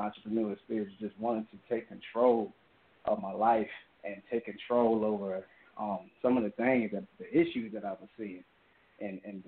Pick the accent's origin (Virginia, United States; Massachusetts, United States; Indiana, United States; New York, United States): Virginia, United States; Hampton; born and raised in Hampton, Virginia